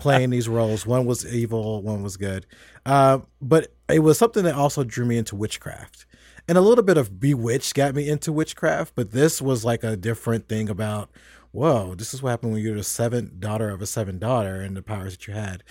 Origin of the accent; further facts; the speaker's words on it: United States; also born or lived in Tennessee / Kentucky; I grew up in Tennessee and Kentucky